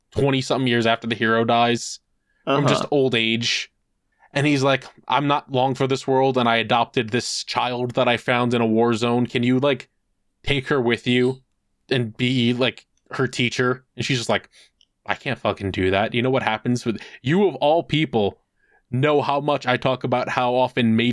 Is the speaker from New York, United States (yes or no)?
yes; New York, United States; as a New Yorker